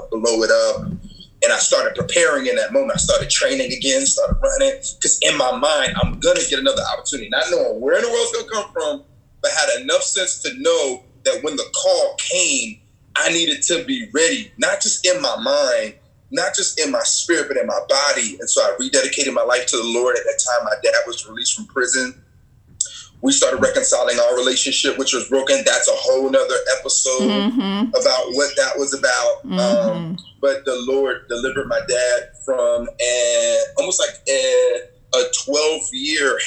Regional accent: New Jersey, United States; born or raised there

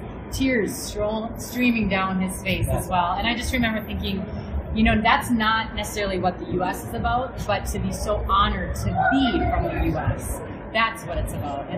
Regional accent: United States; I'm an American.

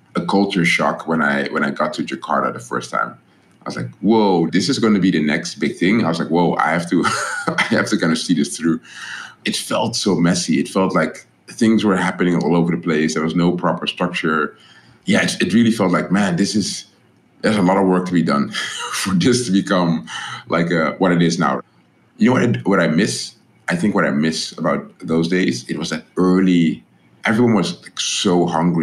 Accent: Netherlands; moved away; I'm this guy from the Netherlands.

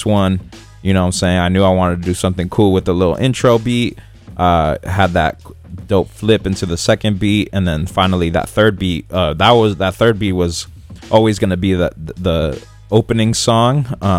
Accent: San Francisco, California, United States; Like Frisco, like SF or Frisco, it's kind of like the only way I've grown up knowing how to call this San Francisco or like other names for the city

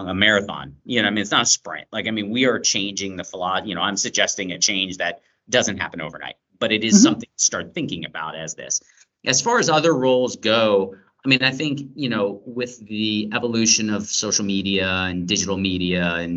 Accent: Atlanta, Georgia, United States; I grew up in Atlanta

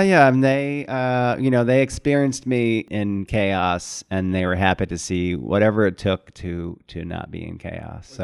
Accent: Syracuse, New York, United States; moved away; I grew up in Syracuse, New York

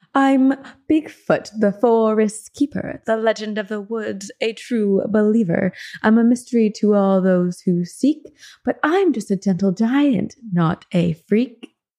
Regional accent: near New Brunswick, New Jersey, United States; moved away; New Brunswick, New Jersey, my old neck of the woods, kind of near my hometown

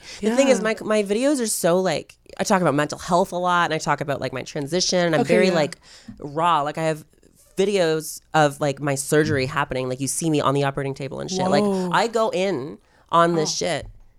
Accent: Wallaceburg, Ontario, Canada; So mine's called Wallaceburg. I hate it.

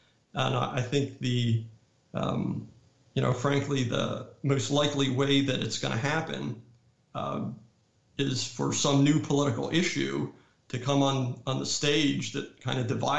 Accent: North Carolina, United States; But many states, like my home state of North Carolina, have state laws that basically tell electors, you have to vote the way the popular vote has gone.

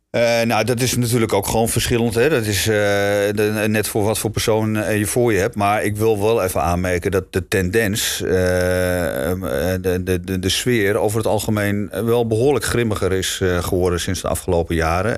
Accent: Amsterdam, North Holland, Netherlands; moved away; ik kom sowieso oorspronkelijk ook uit Amsterdam. Eh, wat dat betreft ben ik gewoon een Amsterdamse schoffie ook

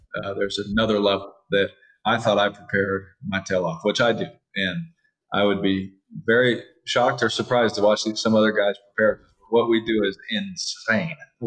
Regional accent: Fresno, California, United States; also born or lived in Bakersfield, California / Houston, Texas / Oakland, California; now in Las Vegas, United States; A kid from Fresno, California, growing up in Fresno, Bakersfield, I lived in Houston.

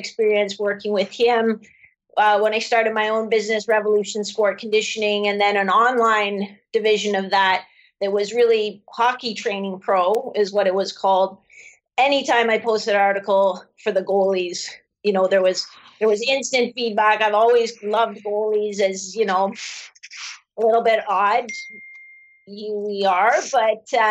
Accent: London, Ontario, Canada; I grew up in London, Ontario in the 70s.

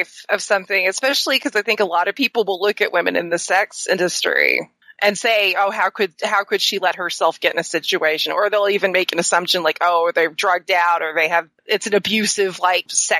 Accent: the South, United States; I'm from the South.

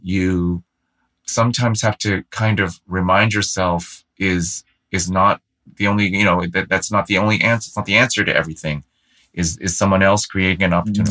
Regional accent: San Francisco, California, United States; I grew up in San Francisco

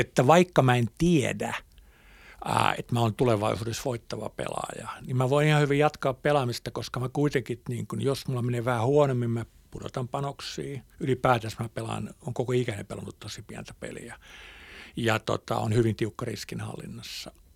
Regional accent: Hämeenlinna, Kanta-Häme, Finland; moved away as an adult; also born or lived in Helsinki; Mä oon syntynyt Hämeenlinnassa

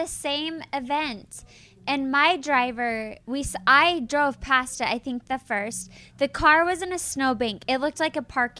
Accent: Salt Lake City, Utah, United States; Angie and I are the only two housewives of Salt Lake City that are born and raised in Salt Lake City.

